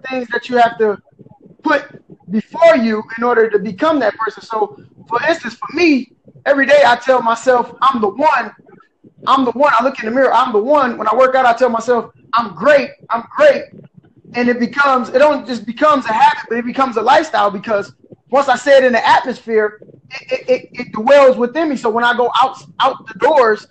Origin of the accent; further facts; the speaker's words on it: Detroit, Michigan, United States; now in Port Huron, United States; I'm actually originally from Detroit, Michigan.